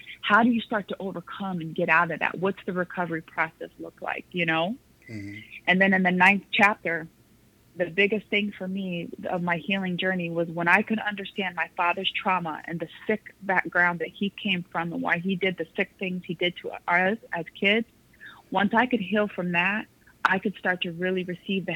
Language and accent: English; Las Vegas, Nevada, United States; I grew up in Las Vegas, Nevada. My parents moved me there my third grade year, like the middle of school when I was 8